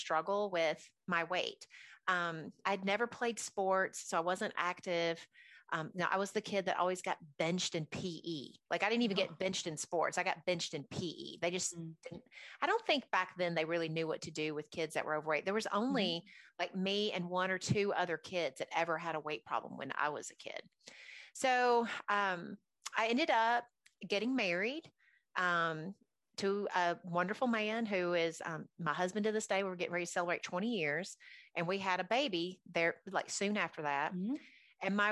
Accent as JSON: {"language": "English", "town": "Nashville", "region": "Tennessee", "country": "United States", "tie": "born or raised there", "also_born_or_lived": "Alabama", "said": "after the age of 9, we moved to Nashville from Alabama"}